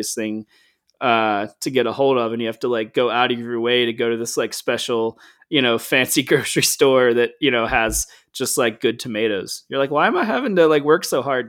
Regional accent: Southeast, United States; I grew up in the Southeast and that has a very specific kind of food ways

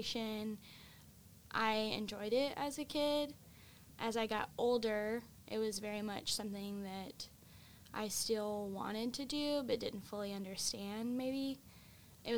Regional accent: Evadale, Texas, United States; I grew up in Evadale, Texas, which is in southeast Texas

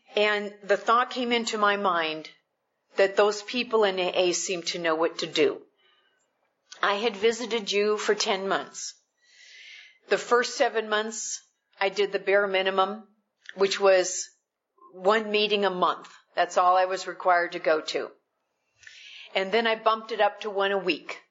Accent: Midwest, United States; I'm I'm from the Midwest

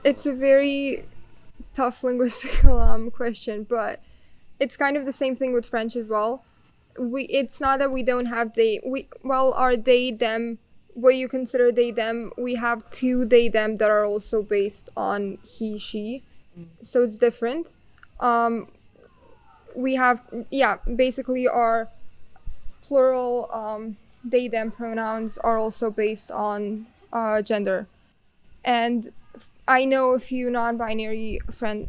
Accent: Tešanj, Bosnia & Herzegovina; English is a second language; I come from Teshan, a small town in Bosnia and Herzegovina

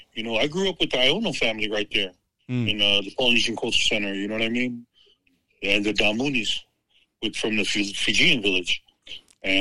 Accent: Laie, Hawaii, United States; moved away; growing up in Hawaii, you're in a real close-knit community of nothing but Polys and Mormons.

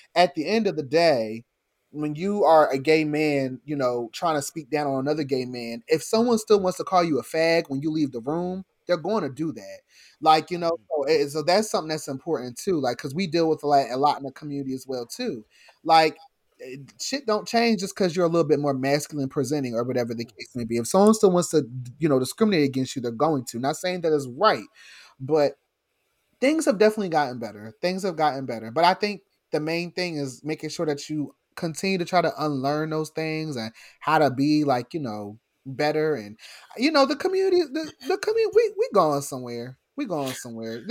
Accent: New Jersey, United States; I grew up in South Jersey

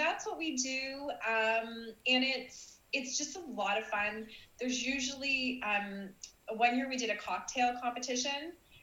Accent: Canada; Canadians mostly don't, we're not like brought up knowing why we have Boxing Day

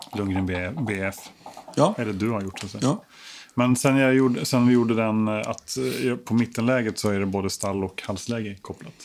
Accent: Stockholm, Stockholm County, Sweden; jag är uppvuxen i Stockholm, mm. absolut. På Kungsholmen.

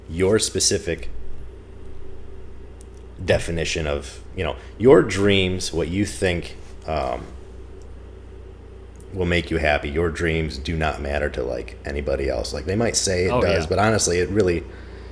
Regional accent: Michigan, United States; I've lived in Michigan my entire life.

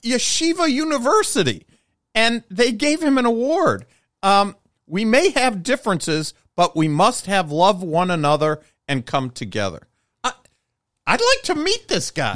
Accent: United States; as an American

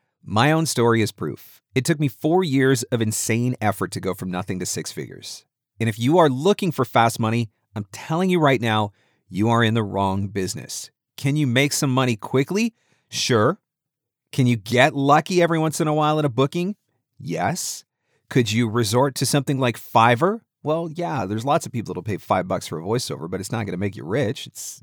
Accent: Canada; Now, I don't, because I'm a nice guy. I'm a Canadian. We don't do things like that.

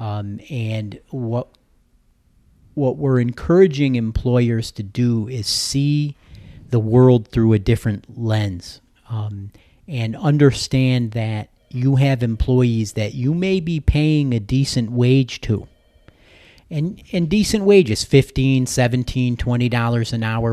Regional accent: New Hartford, New York, United States; I grew up in the, uh, in central New York, near Utica, New York, New Hartford, actually

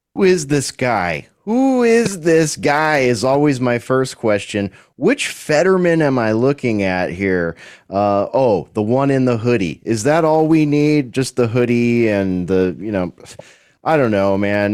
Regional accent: California, United States; also born or lived in Central Texas; now in Texas, United States; Haven't seen my home state in eight years

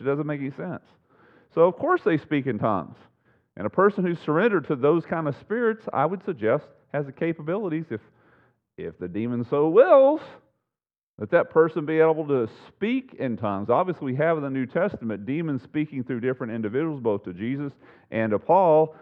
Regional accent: United States; born and raised in the United States

